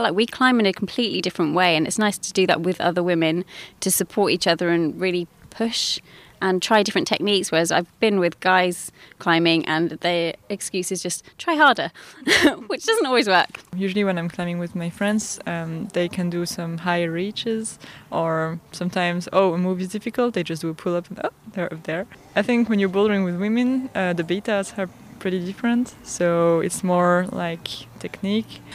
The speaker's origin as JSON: {"language": "English", "country": "Poland", "said": "I come from Poland"}